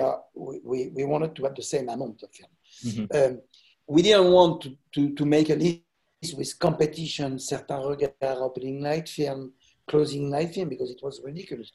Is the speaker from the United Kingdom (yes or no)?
no; France; what we say in France, parents pauvres